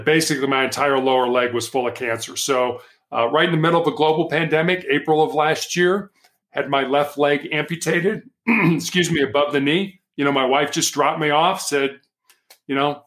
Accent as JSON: {"language": "English", "town": "Chicago", "region": "Illinois", "country": "United States", "tie": "born or raised there", "said": "I was born and raised in Chicago, Illinois"}